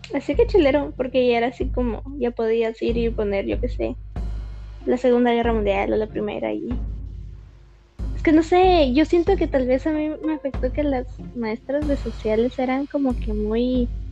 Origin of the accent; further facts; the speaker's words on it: Guatemala; como persona guatemalteca